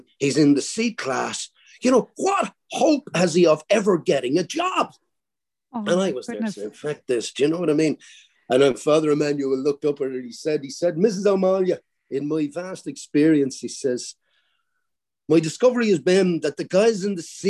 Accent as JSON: {"language": "English", "country": "Ireland", "said": "I spoke good Irish because I came from the Gaeltacht"}